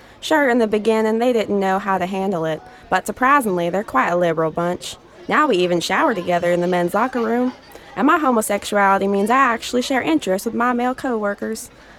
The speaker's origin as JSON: {"language": "English", "town": "Greenville", "region": "Alabama", "country": "United States", "tie": "born or raised there", "said": "The job market in my hometown in Greenville, Alabama is a fucking mess."}